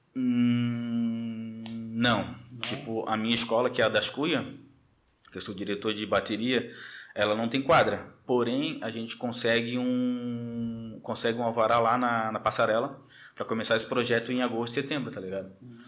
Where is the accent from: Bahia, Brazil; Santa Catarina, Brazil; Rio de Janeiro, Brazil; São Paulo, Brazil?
Santa Catarina, Brazil; Florianópolis; manezinho da ilha, é, nascido e criado ali no Caíra de Saco de Mães que é passando ali o centro